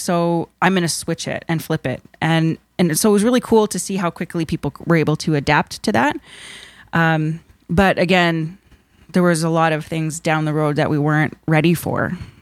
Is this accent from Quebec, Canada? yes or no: no; Nipissing First Nation, Ontario, Canada; I am, uh, Anishinaabe from Nipissing First Nation